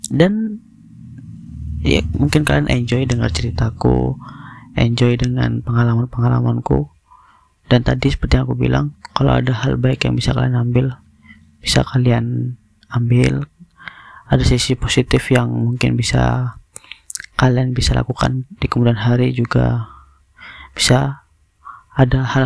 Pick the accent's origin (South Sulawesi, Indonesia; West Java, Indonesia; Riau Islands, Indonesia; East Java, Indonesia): Riau Islands, Indonesia; Batam; aku orang Batam